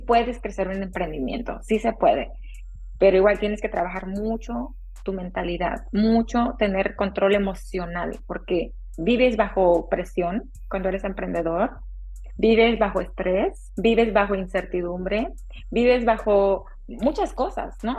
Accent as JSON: {"language": "Spanish", "region": "Oaxaca", "country": "Mexico", "tie": "born or raised there", "also_born_or_lived": "Texas, United States", "moved": "yes", "lives_now": "San Francisco Bay Area, United States", "said": "soy originaria de Oaxaca, México."}